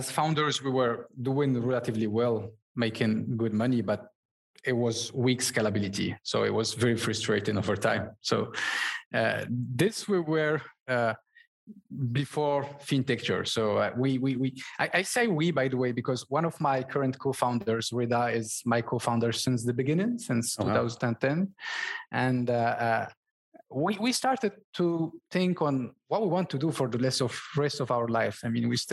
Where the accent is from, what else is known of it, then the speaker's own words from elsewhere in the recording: Morocco; first language Berber; English is a second language; moved away as an adult; now in France; I was born and raised in Morocco in a family of merchants